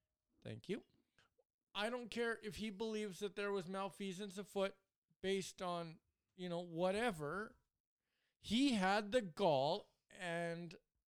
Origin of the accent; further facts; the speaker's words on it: Edmonton, Alberta, Canada; born there; I was born in Edmonton, but to a military family. So we ended up moving coast to coast with my parents.